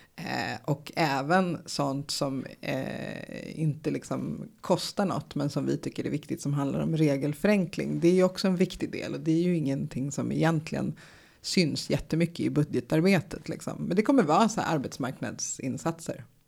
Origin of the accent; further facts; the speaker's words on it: United States; now in Sweden; i USA där jag är uppvuxen